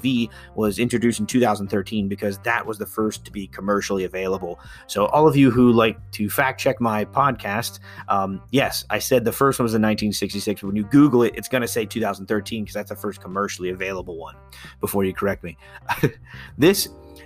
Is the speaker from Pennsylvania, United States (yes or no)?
yes; Pennsylvania, United States; my home state of Pennsylvania